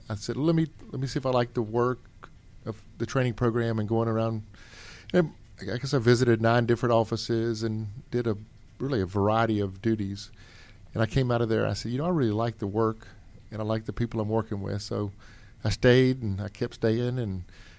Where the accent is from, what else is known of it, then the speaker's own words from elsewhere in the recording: Hinesville, Georgia, United States; I came from Hinesville, Georgia, which is in Liberty County